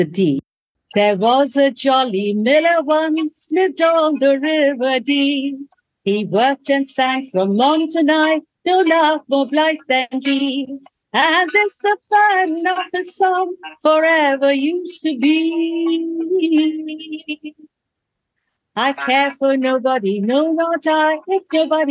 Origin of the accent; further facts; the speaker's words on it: India; moved away; there's a little town that I grew up in India